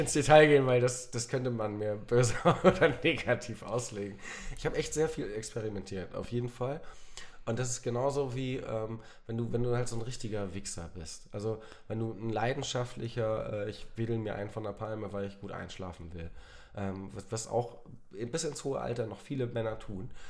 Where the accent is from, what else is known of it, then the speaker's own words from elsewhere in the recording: North Sea coast, Germany; moved away; ich bin ja an der, an der Nordsee ähm, aufgewachsen